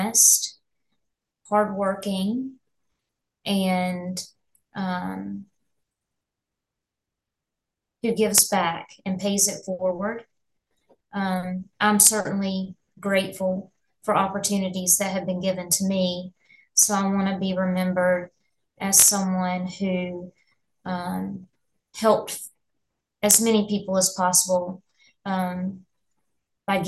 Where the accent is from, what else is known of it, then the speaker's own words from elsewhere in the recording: Hickory, North Carolina, United States; I was raised in Hickory, North Carolina, so Catawba County near the mountains.